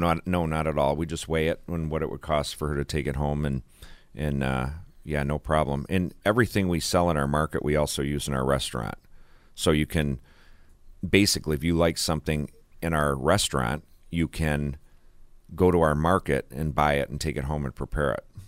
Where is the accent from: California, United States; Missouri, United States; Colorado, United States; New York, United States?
New York, United States; Olean; I am from Olean